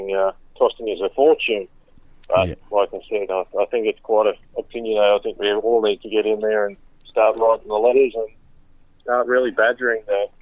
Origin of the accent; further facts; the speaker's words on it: Brisbane, Queensland, Australia; Brisbane, mate.